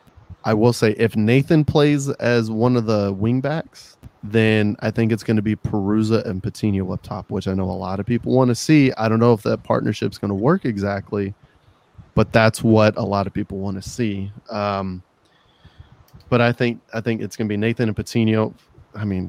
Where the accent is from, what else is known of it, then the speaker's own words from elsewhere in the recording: Springfield, Missouri, United States; I'm from Springfield, Missouri